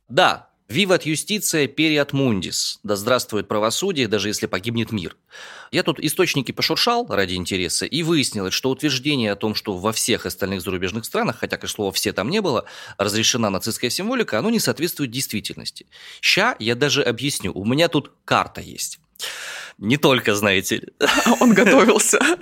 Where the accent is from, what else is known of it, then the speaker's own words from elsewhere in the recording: Omsk, Omsk Oblast, Russia; родом из Омска